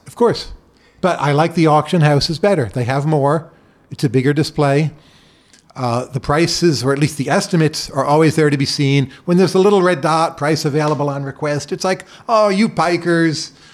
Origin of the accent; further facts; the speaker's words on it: Bergen County, New Jersey, United States; moved away; Growing up in New Jersey, Bergen County